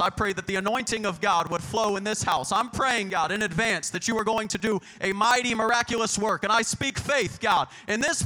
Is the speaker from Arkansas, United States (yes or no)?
no; Bakersfield, California, United States; You may be able to take me out of Bakersfield, but you'll never take Bakersfield and GBFPC out of me.